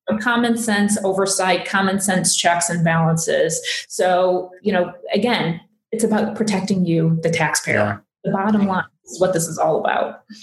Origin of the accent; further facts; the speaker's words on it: Fenton, Missouri, United States; also born or lived in Boone County, Missouri; I grew up in St. Louis. I grew up in Fenton